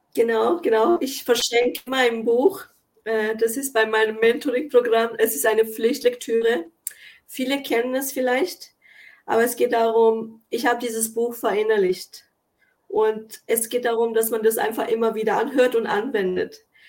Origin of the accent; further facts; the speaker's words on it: Kosovo; also born or lived in Germany; now in Switzerland; wurde ich zum Beispiel im Kosovo geboren und musste alleine nach Deutschland und dann in die Schweiz kommen